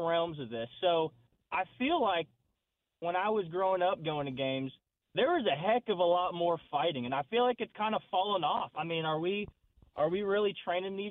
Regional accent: Andover, Kansas, United States; also born or lived in Pittsburg, Kansas; now in Wichita, United States; I'm from Andover. Grew up there. Went to Andover Central.

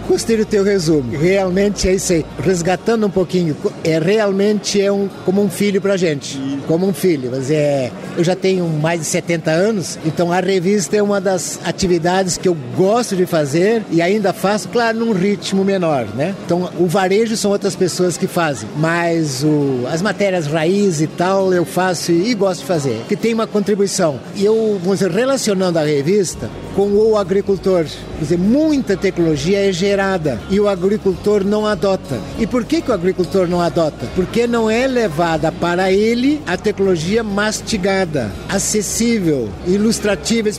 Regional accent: Brazil; Nós, como brasileiros

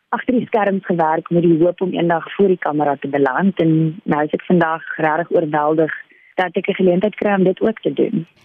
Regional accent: Paarl, Western Cape, South Africa; moved away as an adult; now in Cape Town, South Africa; Ek is oorspronklik van die Parel af. Ek was daar op skool.

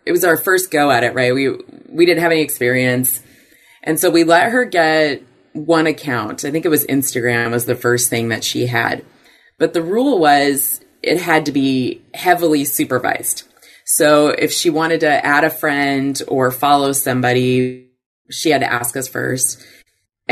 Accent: Puyallup, Washington, United States; also born or lived in Los Angeles, California; I grew up in Puyallup, Washington

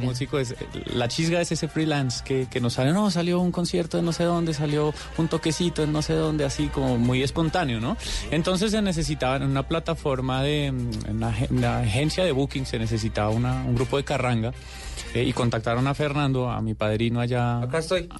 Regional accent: Bogotá, Bogotá Capital District, Colombia; somos tres rolos

